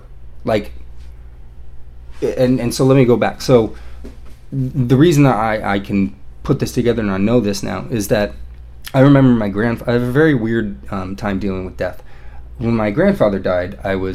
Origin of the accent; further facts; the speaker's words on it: Everett, Washington, United States; I was born in Everett, Washington